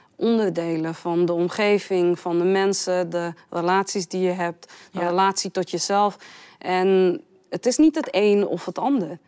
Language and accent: Dutch; Amsterdam, North Holland, Netherlands; Ik ben geboren en getogen in Amsterdam